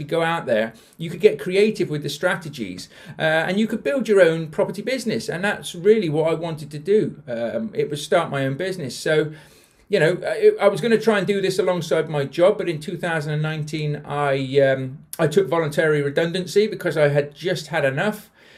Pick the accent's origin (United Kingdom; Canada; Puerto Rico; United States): United Kingdom; Bath, South West England; also born or lived in London; When I obviously I'm not from South Yorkshire, you can probably tell from the accent. So I used to live in Bath. We were originally from London, moved to Bath when I was about 10 and grew up there, which is why I sound like I do now.